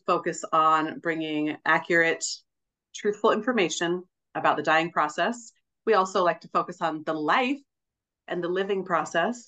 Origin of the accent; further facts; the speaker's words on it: Seattle, Washington, United States; also born or lived in Finger Lakes, New York; now in Finger Lakes region, New York, United States; I'm a Yankee, because I was born and raised in Seattle and now I'm in New York